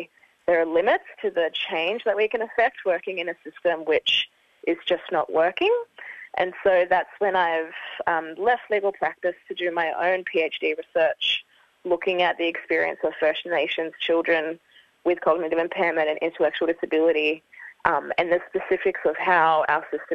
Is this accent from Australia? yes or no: yes; Rockhampton, Queensland, Australia; I was born and raised on Dharambul country in Rocky